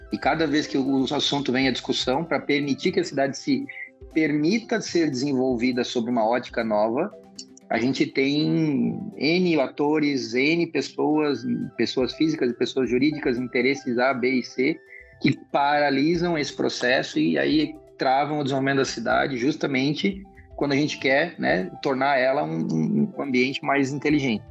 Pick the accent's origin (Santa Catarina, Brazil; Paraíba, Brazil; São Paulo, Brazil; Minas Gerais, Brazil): Santa Catarina, Brazil; Eu sou catarinense, então sou bairrista